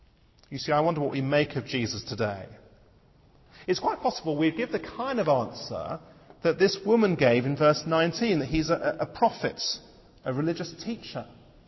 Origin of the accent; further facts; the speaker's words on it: Malaysia; I spent 4 years of my life growing up in Malaysia.